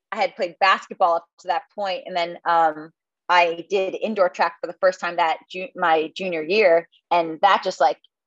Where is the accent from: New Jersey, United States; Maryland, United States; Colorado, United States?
New Jersey, United States; Tenafly; moved away as an adult; also born or lived in Chapel Hill, North Carolina / Washington, District of Columbia, United States; now in Charlottesville, United States; I grew up in Tenafly, New Jersey